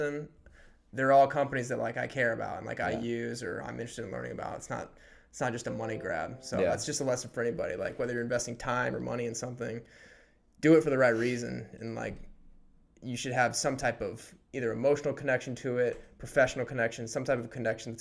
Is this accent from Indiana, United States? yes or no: yes; Warsaw, Indiana, United States; moved away; my hometown of Warsaw, Indiana